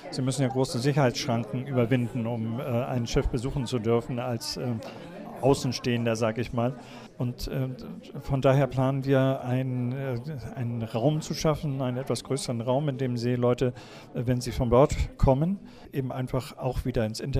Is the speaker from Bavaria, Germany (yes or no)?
no; Kiel, Schleswig-Holstein, Germany; Ich bin Kieler Fischerjung mein Vater war Fischer und wir sind hier in Kiel aufgewachsen und haben natürlich zur maritimen Wirtschaft immer Kontakt gehabt.